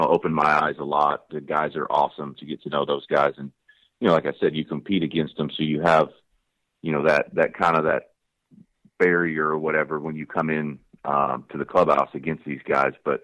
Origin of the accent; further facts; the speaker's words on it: the Northwest, Pacific Northwest, United States; I grew up in the Northwest.